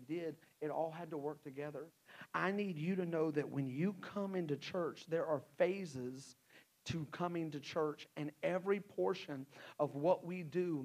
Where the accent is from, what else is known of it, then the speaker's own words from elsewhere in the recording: Texas, United States; also born or lived in Hot Springs, Arkansas; now in Rogers, United States; I grew up in Texas